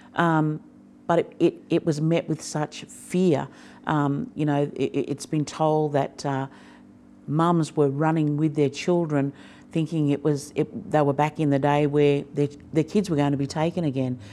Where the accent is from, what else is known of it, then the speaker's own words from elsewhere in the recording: Fingal Head, New South Wales, Australia; just over the river is a place called Fingal Head. That's where I grew up